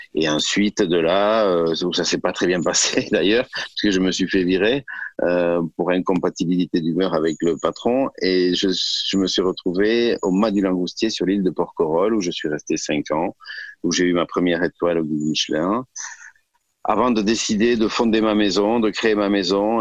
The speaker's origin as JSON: {"language": "French", "area": "Gers", "region": "Occitania", "country": "France", "tie": "born or raised there", "also_born_or_lived": "Toulouse", "said": "Je suis fils de fils d'agriculteur. Euh, je suis né dans le Gers et euh, j'avais une maman qui était une excellente cuisinière"}